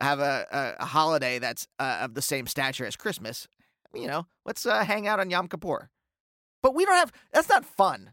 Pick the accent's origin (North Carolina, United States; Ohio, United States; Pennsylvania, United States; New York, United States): Pennsylvania, United States; Reading; I grew up in Reading, Pennsylvania, where there's a handful of us